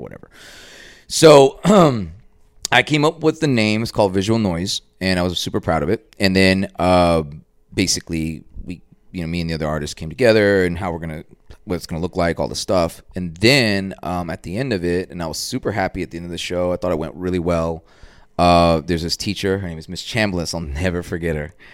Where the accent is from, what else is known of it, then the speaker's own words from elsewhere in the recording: Dallas, Texas, United States; also born or lived in Boston / New York; grew up east of White Rock, but this is my hood